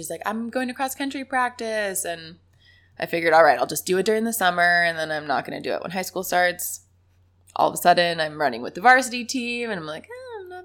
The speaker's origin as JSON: {"language": "English", "town": "Beaverton", "region": "Oregon", "country": "United States", "tie": "born or raised there", "also_born_or_lived": "Florida / New Mexico", "said": "I was in Beaverton, Oregon"}